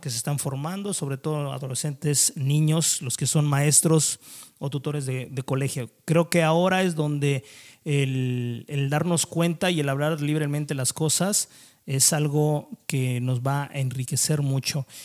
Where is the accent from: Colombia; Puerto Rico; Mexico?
Mexico